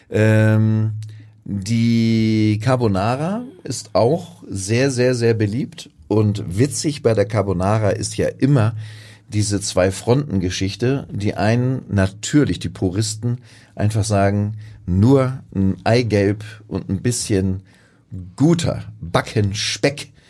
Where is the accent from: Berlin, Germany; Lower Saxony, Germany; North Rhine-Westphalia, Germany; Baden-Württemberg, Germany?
Lower Saxony, Germany; Buxtehude; ich komme ja aus der Hansestadt Buxtehude und wir hatten dort in der Nähe des Bahnhofs ja wirklich in meiner Kindheit eine riesige Nudelfabrik.